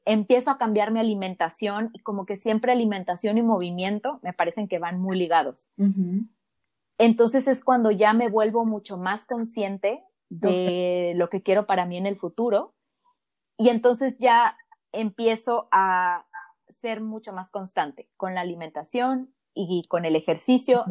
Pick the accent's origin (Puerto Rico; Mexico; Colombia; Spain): Mexico; moved away as an adult; now in Kelowna, Canada; Sí, soy mexicana, soy mexicana, apenas estoy cumpliendo un año viviendo por acá en Canadá, en British Columbia, en una, en una hermosa ciudad que se llama Kelowna